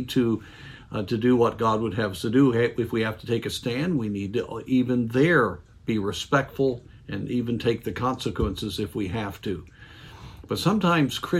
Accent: United States

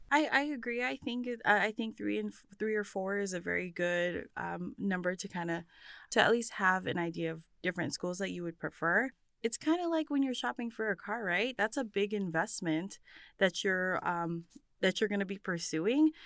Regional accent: Bremerton, Washington, United States; I was, uh, born and raised in Bremerton, Washington

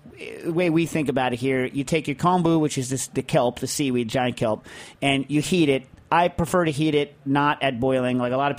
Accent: Pennsylvania, United States; I am from Southwest Pennsylvania, and as you probably know, Scrapple is big in these parts.

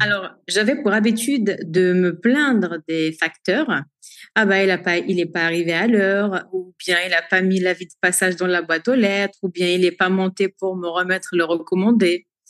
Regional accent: Algeria; moved away as an adult; now in France; je suis née en Algérie en 1991. J'y ai grandi

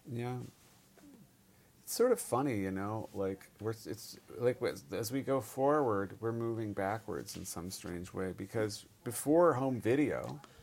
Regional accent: Bay Area, California, United States; moved away as an adult; also born or lived in Stanford / Los Altos / Cupertino / San Jose; I'm born and raised in the Bay Area

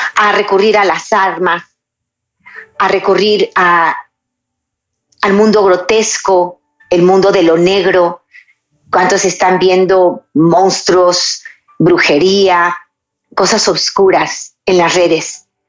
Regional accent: Mexico; en mi país, México.

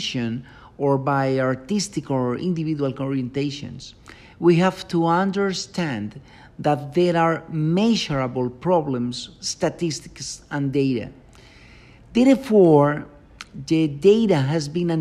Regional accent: Medellín, Antioquia, Colombia; I was born in Medellin, Colombia

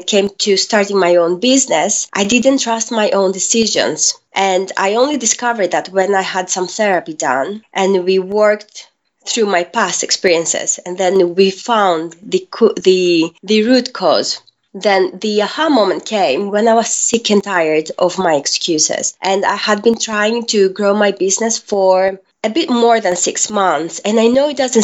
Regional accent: Greece; moved away as an adult; now in England, United Kingdom; I'm half Greek and half Filipina, and I was born and raised in Greece

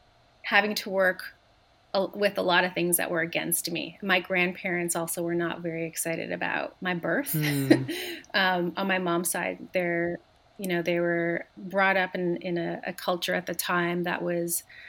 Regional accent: Montreal, Quebec, Canada; I grew up in Montreal

